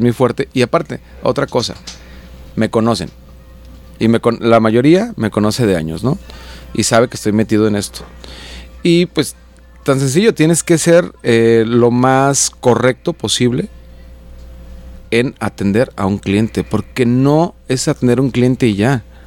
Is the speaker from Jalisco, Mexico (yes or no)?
yes; Juanacatlán, Jalisco, Mexico; mi pueblo, Juanacatlán